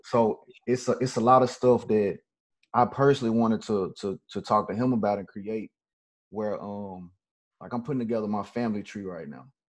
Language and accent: English; Memphis, Tennessee, United States; I'm originally from Memphis